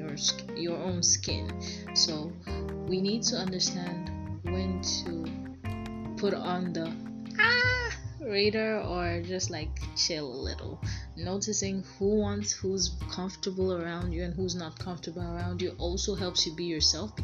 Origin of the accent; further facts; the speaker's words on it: Nigeria; I'm from Nigeria